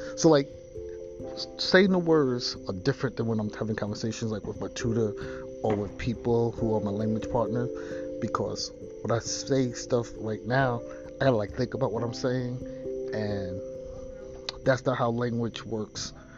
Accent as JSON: {"language": "English", "town": "New York City", "region": "New York", "country": "United States", "tie": "born or raised there", "also_born_or_lived": "Long Island / New Jersey", "moved": "as an adult", "said": "growing up in Queens and Long Island"}